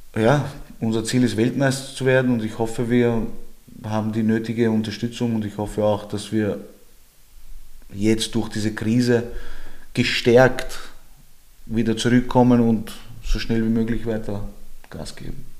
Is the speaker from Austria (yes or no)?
yes; Vienna, Austria; Ich bin aus Georgien ursprünglich, ich bin aber in Österreich geboren, also meine Eltern sind aus Georgien